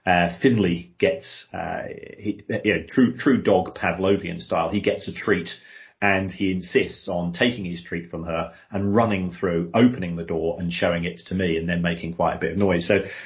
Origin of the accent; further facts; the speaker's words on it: London, United Kingdom; We're both from we're from Irish migrant families, to effectively, and we both grew up in South London.